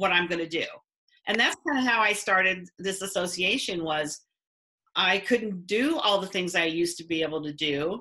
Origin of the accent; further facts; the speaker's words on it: north of Quincy, Illinois, United States; I grew up north of Quincy, Illinois.